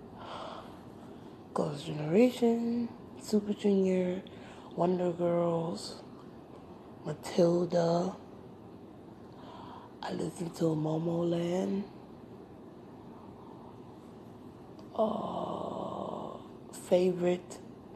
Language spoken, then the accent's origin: English; United States; I'm American